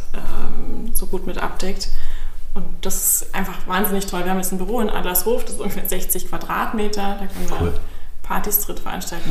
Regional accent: Bavaria, Germany; moved away as an adult; now in Berlin, Germany; ich komme aus Bayern ursprünglich und bin ähm, schon vor langer Zeit hierher gezogen

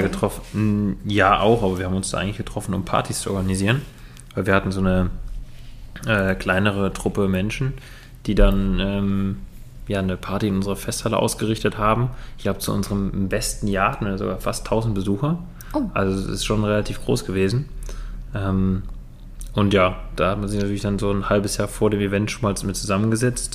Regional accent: Rhineland, Germany; Bei uns im Rheinland

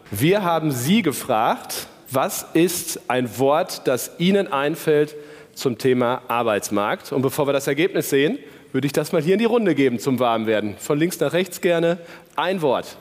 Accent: Paderborn area, North Rhine-Westphalia, Germany; Wir kommen ja beide aus dem Paderborner Land

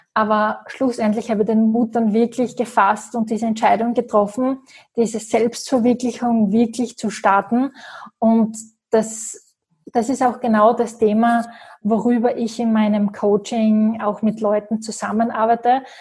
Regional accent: Graz, Styria, Austria; ich komme aus Graz

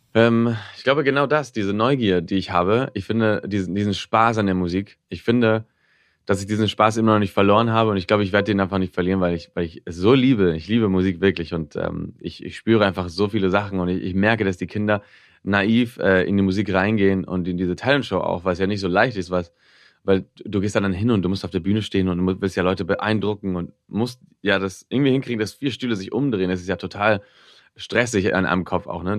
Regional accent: Barcelona, Catalonia, Spain; first language Spanish; also born or lived in Tokyo, Japan; in, Barcelona, bis ich zehn war, bin ich da aufgewachsen und bin immer auf die deutsche Schule gegangen

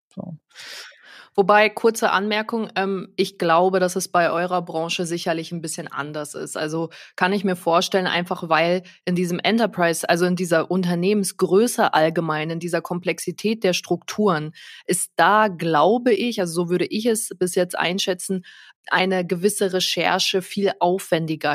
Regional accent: Nuremberg, Bavaria, Germany; ich komme ja aus Nürnberg, also hier auch der Nürnberger Raum

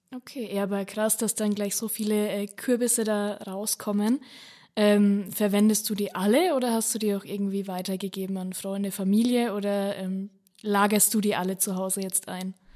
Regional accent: Franconia, Bavaria, Germany; bei uns in Franken

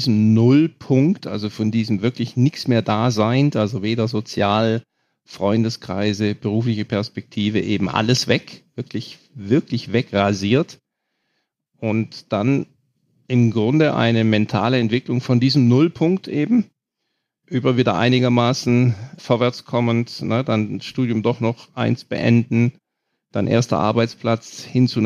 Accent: Germany; immer noch natürlich, ich bin Deutscher, immer noch ein bisschen höher runter

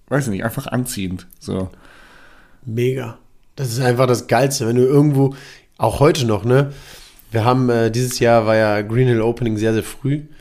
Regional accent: Germany; also ich bin in Deutschland geboren, aufgewachsen und so

